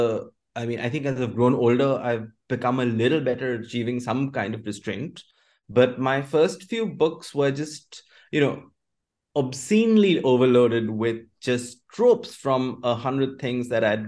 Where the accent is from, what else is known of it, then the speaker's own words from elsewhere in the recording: Kolkata, West Bengal, India; Kolkata is the city where I grew up